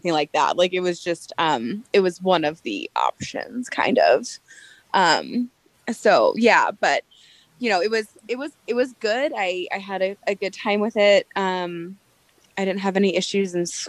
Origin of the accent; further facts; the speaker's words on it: Anaheim, California, United States; moved away as an adult; also born or lived in Phoenix, Arizona; now in Montana, United States; I grew up in Anaheim Hills